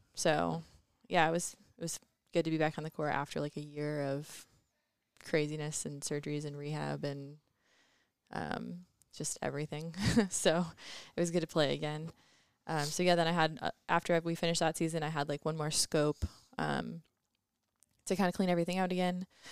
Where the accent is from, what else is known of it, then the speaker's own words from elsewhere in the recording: Cherry Valley, Illinois, United States; also born or lived in Indiana; I'm from Cherry Valley, Illinois, so right next to Rockford. I went to high school at Keith Country Day School in Rockford